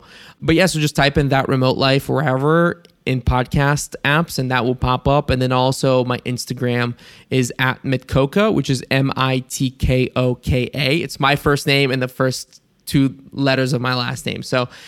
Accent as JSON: {"language": "English", "country": "Bulgaria", "tie": "born or raised there", "said": "Because growing up in Bulgaria, I knew Bansko"}